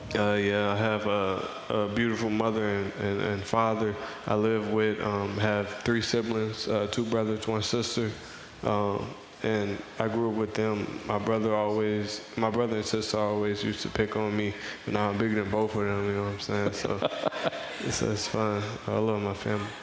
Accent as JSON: {"language": "English", "region": "Missouri", "country": "United States", "said": "I'm from Missouri"}